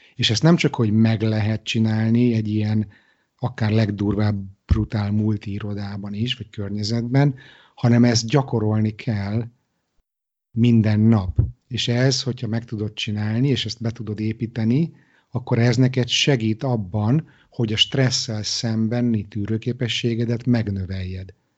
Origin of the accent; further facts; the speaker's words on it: Budapest, Hungary; moved away as an adult; also born or lived in Israel; now in Stockholm, Sweden; Budapestről ide költözve kelet-európai gyerekként